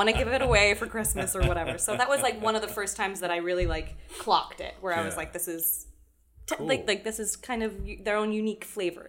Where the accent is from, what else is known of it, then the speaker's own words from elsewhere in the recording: Platte County, Missouri, United States; also born or lived in England; So I grew up in Missouri, but also in England.